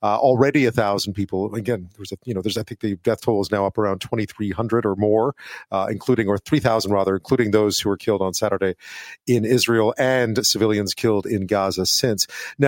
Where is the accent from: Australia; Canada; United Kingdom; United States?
Canada; Montreal, Quebec; I grew up in Montreal.